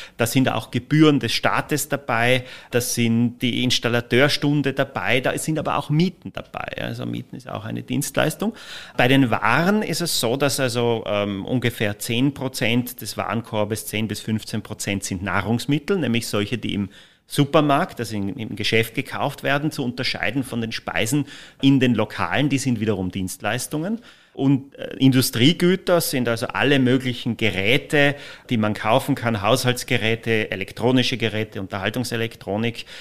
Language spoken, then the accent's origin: German; Austria